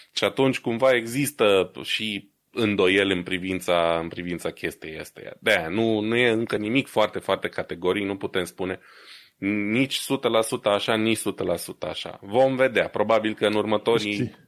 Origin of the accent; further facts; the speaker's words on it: Romania; moved away; ca român din diaspora